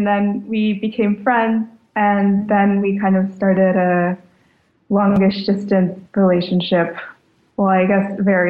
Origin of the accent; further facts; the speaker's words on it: Carthage, North Carolina, United States; moved away as an adult; also born or lived in Boston; now in Berlin, Germany; I grew up in North Carolina, and then I lived in Boston for a year or two before moving here.